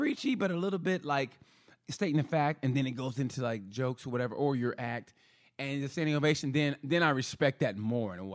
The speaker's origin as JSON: {"language": "English", "region": "Oklahoma", "country": "United States", "said": "I'm from Oklahoma"}